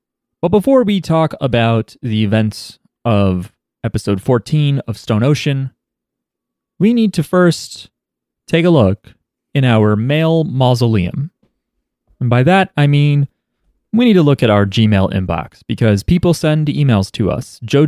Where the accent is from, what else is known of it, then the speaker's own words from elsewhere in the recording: Nasr City, Cairo Governorate, Egypt; In my own experience growing up in Nasir City, a congested district in Cairo